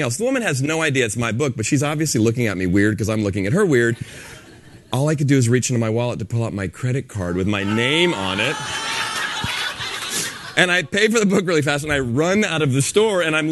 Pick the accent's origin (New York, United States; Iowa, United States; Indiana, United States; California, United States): California, United States; San Francisco; I'm from San Francisco